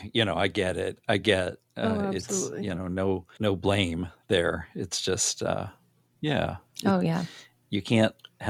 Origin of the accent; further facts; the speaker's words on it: Arkansas, United States; I'm from Arkansas.